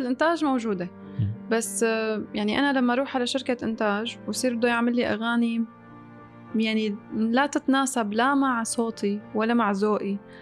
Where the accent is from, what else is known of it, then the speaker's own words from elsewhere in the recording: Syria; moved away as an adult; also born or lived in Damascus; now in Dubai, United Arab Emirates; أنا طلعت من سوريا